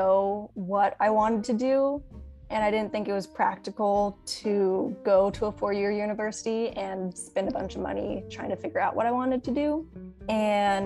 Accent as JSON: {"language": "English", "town": "Watsonville", "region": "California", "country": "United States", "tie": "born or raised there", "said": "I'm originally from Watsonville. I've actually lived there my whole life"}